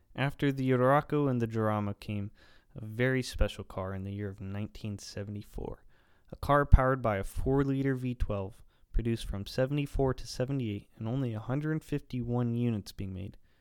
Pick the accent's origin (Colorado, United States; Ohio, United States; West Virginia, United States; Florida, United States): Ohio, United States; the poorest county in; moved away; back home in my hometown county